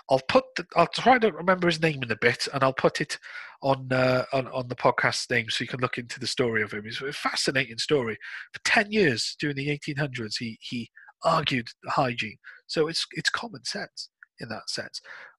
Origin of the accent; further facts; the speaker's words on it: United Kingdom; we're British.